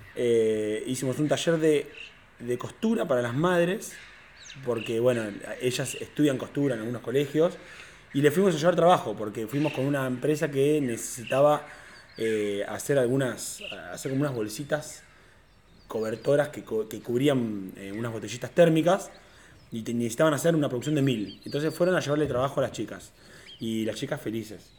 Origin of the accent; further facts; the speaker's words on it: Tandil, Buenos Aires Province, Argentina; yo nací en Tandil